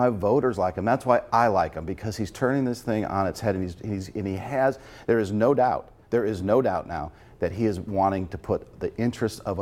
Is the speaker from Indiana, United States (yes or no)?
yes; Lake County, Northwest Indiana, United States; I'm from Northwest Indiana originally